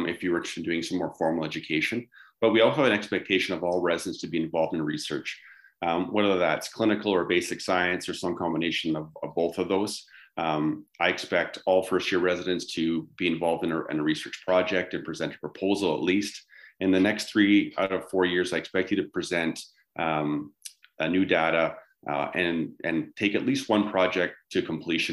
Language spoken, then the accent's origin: English; Vancouver, British Columbia, Canada; now in Calgary, Canada; growing up in the Vancouver area